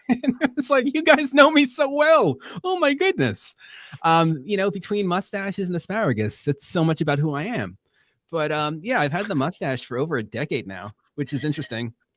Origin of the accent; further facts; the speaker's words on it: Long Island, New York, United States; we didn't have Krispy Kremes here in Long Island. We used to get Entenmann's cookies.